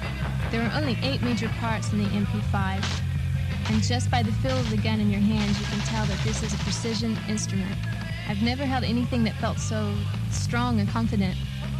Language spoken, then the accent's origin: English; the South, United States; I was raised in the South and grew up shooting guns